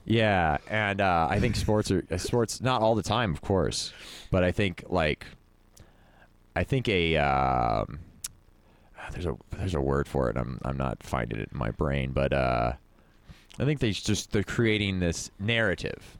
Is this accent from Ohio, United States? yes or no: no; Stockton, California, United States; growing up in Stockton